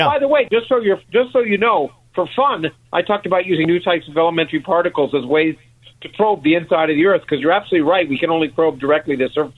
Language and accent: English; Canada; I grew up in Canada